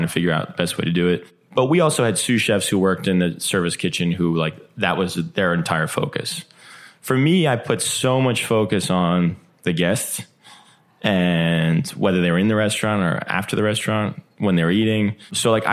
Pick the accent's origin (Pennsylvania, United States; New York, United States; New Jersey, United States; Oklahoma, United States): New Jersey, United States; I'm from New Jersey